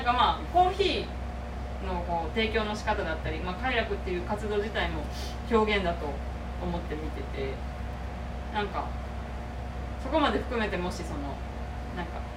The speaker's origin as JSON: {"language": "Japanese", "region": "Okayama", "country": "Japan", "tie": "born or raised there", "said": "私中学生の頃だったかなあの岡山の地元の岡山県立美術館に"}